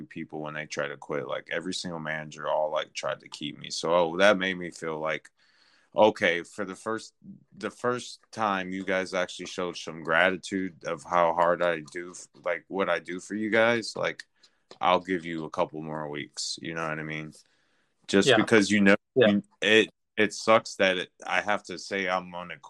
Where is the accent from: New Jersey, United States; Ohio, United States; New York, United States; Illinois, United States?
Illinois, United States; Chicago; now in Austin, United States; I live in Austin, Texas now, which is a pretty more understanding area, where I'm originally from South Chicago